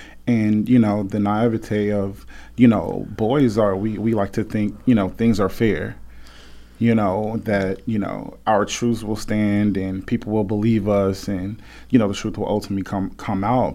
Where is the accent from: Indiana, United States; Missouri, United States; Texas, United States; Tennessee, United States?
Tennessee, United States; Memphis; growing up in Memphis, Tennessee, with a single parent